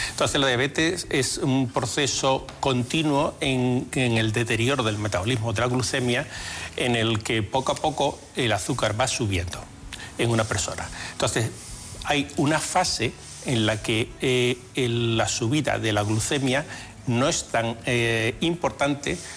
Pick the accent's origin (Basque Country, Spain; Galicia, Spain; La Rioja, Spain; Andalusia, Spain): Andalusia, Spain; Huelva; born there; accent: mixed, partly Extremaduran; also born or lived in Madrid / Extremadura; Yo nací en Huelva